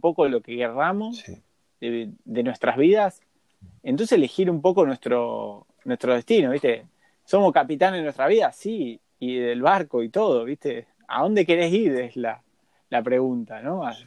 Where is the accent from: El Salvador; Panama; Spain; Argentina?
Argentina; Nacimos en Argentina